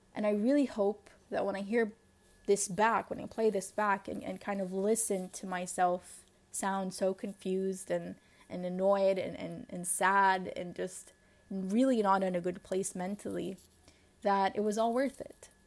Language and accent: English; Lebanon; accent: Lebanese; you heard that shift in, in my accent, it will, and then it just became so Lebanese.